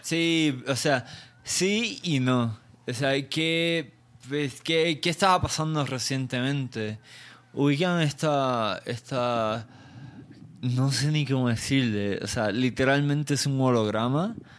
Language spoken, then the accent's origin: Spanish; Puerto Rico; now in Mexico; no soy mexicano, soy puertorriqueño